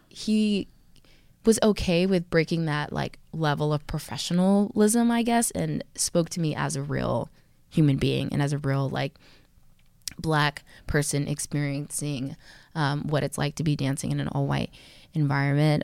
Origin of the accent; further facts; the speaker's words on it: Texas, United States; I'm from Texas